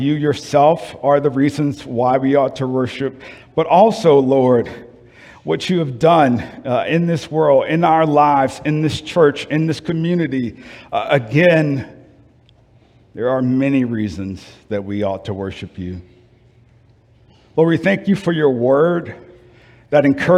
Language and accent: English; New Orleans, Louisiana, United States; moved away; I'm from New Orleans